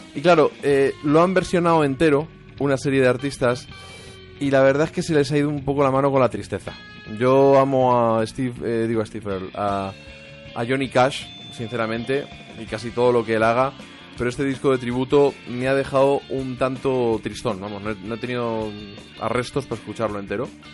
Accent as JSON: {"language": "Spanish", "region": "Castilla-La Mancha", "country": "Spain", "said": "soy manchego"}